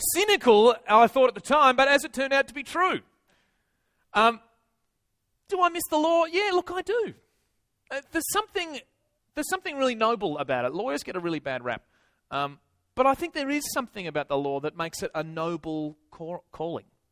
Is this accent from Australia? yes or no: yes; Tasmania, Australia; moved away as an adult; now in Sydney, Australia; I'm originally from Tasmania